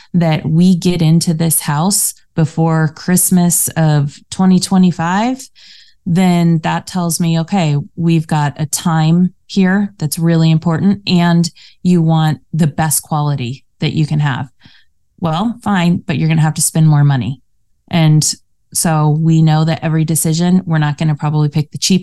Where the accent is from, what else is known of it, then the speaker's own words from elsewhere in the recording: Colorado, United States; moved away as an adult; also born or lived in Denver, Colorado; now in California, United States; We grew up in Colorado